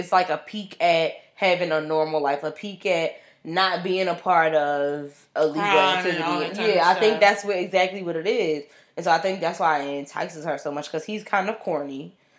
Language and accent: English; Brooklyn, New York, United States; I don't know what I was thinking, but I grew up in Brooklyn, and I felt like Jennifer had edge.